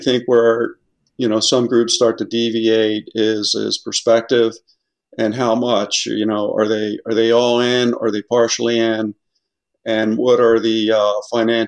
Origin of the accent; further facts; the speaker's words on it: New Jersey, United States; my home state of New Jersey